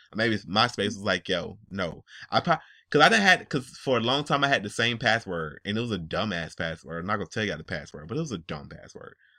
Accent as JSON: {"language": "English", "town": "Atlanta", "region": "Georgia", "country": "United States", "said": "And I live in Georgia. I'm li, I'm from Atlanta"}